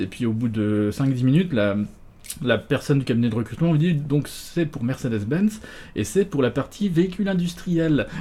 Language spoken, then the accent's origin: French; Nancy, Grand Est, France; also born or lived in Hamburg / Alsace; je suis né à Nancy